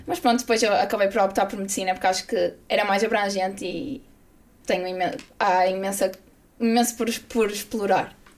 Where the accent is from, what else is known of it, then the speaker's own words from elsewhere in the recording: Braga, Norte, Portugal; eu sou de Braga, sempre fui do Braga